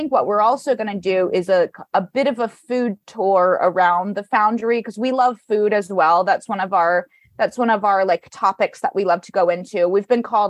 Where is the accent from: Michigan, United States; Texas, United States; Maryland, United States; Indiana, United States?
Indiana, United States; Indianapolis; now in New York City, United States; I'm from the Midwest originally. I'm from Indianapolis. I've been in New York City now 14 years